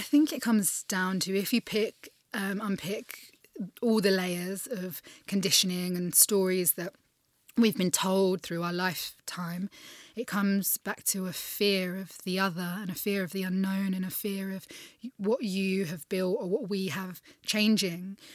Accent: United Kingdom; as a Brit

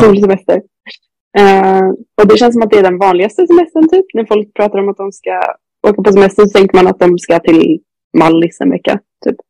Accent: Sweden; hemma i Sverige

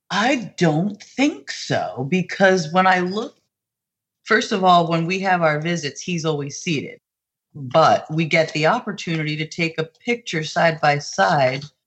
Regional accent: New Jersey, United States; I'm from New Jersey and I currently live not even 45 minutes from my hometown

